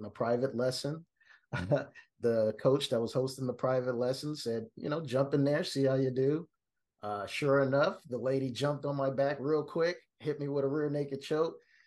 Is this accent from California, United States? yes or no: no; Kansas City, Kansas, United States; where I grew up in Wyandotte County, KCK